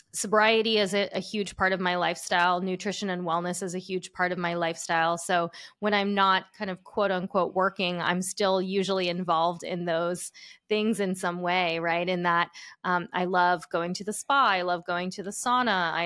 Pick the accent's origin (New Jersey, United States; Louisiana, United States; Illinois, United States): New Jersey, United States; the Jersey Shore; moved away as an adult; now in New York City, United States; I grew up at the shore in Jersey, but not the Jersey Shore